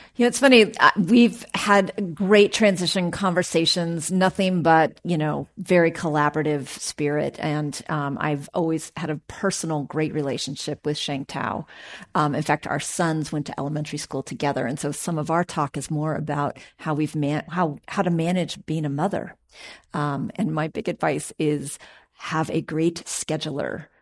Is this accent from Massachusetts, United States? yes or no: no; Oakland, California, United States; I'm born and raised in Oakland. I graduated from Skyline High School